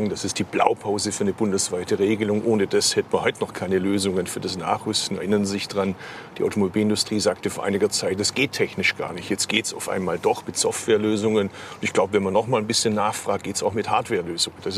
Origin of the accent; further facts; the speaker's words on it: Baden-Württemberg, Germany; Ganz im Gegenteil, ich komme da aus Baden-Württemberg.